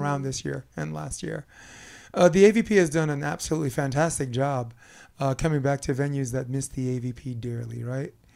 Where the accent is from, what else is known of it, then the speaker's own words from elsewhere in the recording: New York, United States; as a New Yorker